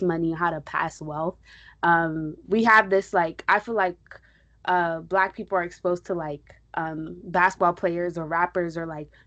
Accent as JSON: {"language": "English", "country": "Nigeria", "also_born_or_lived": "New York", "said": "I'm Nigerian."}